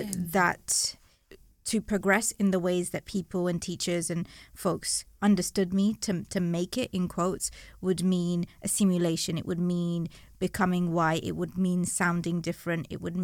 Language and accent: English; London, United Kingdom; So I grew up in East London and you know grew up on an estate